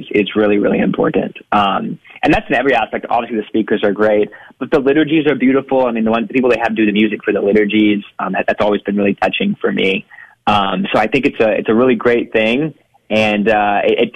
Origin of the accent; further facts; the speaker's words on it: Corpus Christi, Texas, United States; now in Houston, United States; I grew up out in Corpus Christi